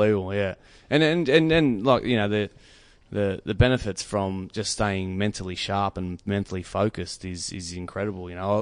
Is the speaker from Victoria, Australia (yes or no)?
no; New South Wales, Australia; I grew up on Five Acres